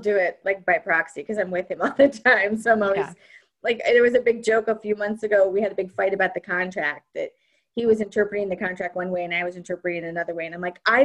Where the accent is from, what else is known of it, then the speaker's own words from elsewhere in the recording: Kansas City, Missouri, United States; moved away as an adult; also born or lived in New York City; we moved from New York City back to Kansas City, where I'm from originally, and I have a lot of family here